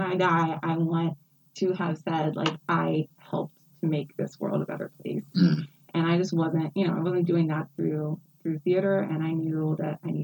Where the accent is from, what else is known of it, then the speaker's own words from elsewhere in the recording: West Virginia, United States; now in Philadelphia, United States; I'm originally from West Virginia. So I'm born and raised in West Virginia